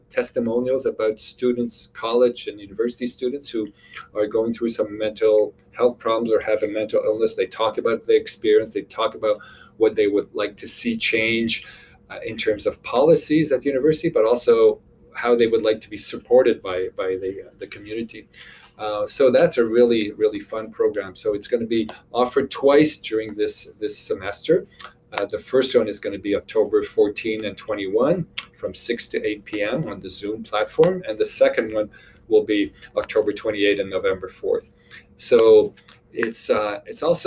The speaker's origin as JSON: {"language": "English", "town": "Montreal", "region": "Quebec", "country": "Canada", "moved": "as an adult", "lives_now": "Nova Scotia, Canada", "said": "I'm originally from Montreal, Quebec. I moved to Nova Scotia about 20 years ago"}